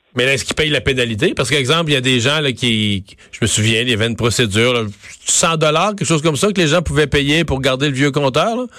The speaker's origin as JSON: {"language": "French", "area": "Bas-Saint-Laurent", "region": "Quebec", "country": "Canada", "said": "un petit village dans, chez nous dans le Bas-Saint-Laurent"}